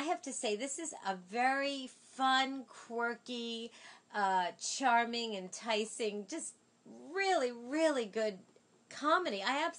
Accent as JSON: {"language": "English", "region": "New York", "country": "United States", "said": "we are two Jews from New York."}